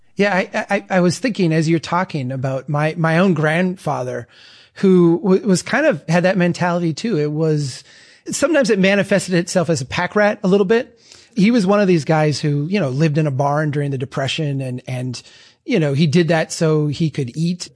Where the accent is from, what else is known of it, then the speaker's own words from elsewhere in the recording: Minnesota, United States; I'm from Minnesota